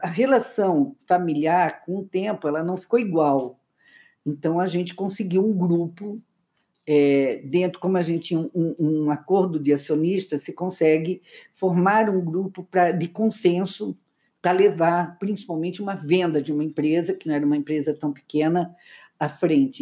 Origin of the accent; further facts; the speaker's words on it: Luiz Alves, Santa Catarina, Brazil; nós nascemos a, a, história começa em Luiz Alves, uma cidade muito pequena